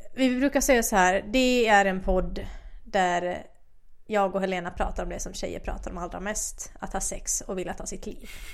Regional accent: Finland; accent: Finland Swedish; first language Finland Swedish; also born or lived in Åland; now in Sweden; jag har bott halva min barndom i Finland, alltså halva på Åland

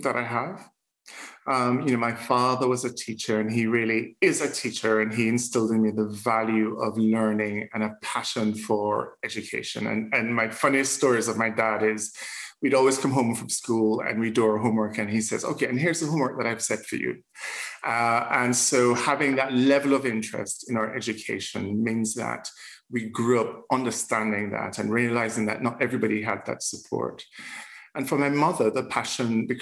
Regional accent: Jamaica; accent: Jamaican lilt; moved away; also born or lived in Scotland; growing up in Jamaica, we grew up in the Anglican Church

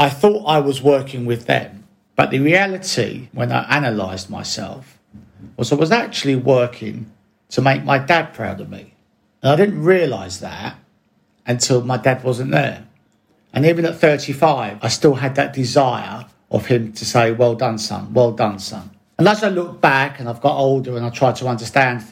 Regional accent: Bromley, London, United Kingdom; I grew up in South London in Bromley

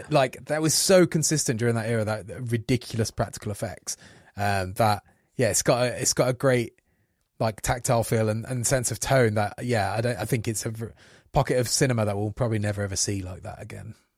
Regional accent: Coventry, West Midlands, United Kingdom; I come from Coventry, you know, like a rough little city

